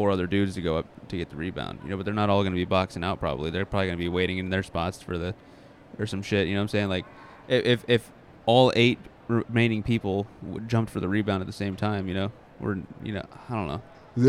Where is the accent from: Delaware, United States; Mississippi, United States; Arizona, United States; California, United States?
Mississippi, United States; born there; Well, I was born in Mississippi.